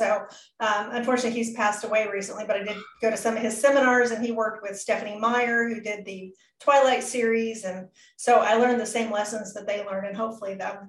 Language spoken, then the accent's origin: English; Pacific Northwest, United States; I grew up in the Pacific Northwest for a very brief period of time.